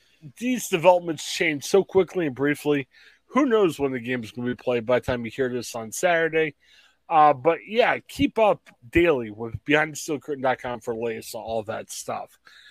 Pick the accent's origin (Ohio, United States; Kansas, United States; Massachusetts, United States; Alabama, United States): Ohio, United States; We're guys from Ohio.